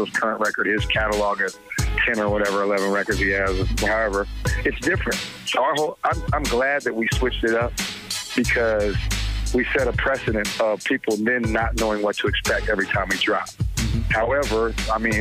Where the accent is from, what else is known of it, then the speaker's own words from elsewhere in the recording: Oakland, California, United States; as teenagers growing up in Oakland.